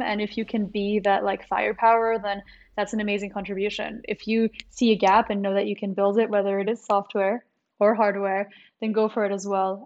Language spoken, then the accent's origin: English; Maryland, United States; also born or lived in New Caledonia / Canada; I was born in New Caledonia, then I, I grew up in, uh, the United States, in Maryland, and then I, I studied in Canada